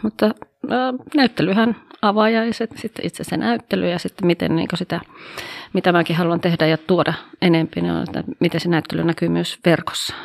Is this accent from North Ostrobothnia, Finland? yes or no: yes; Oulu, North Ostrobothnia, Finland; also born or lived in Haukipudas, Finland / Coventry, England; Täältä olen kotoisin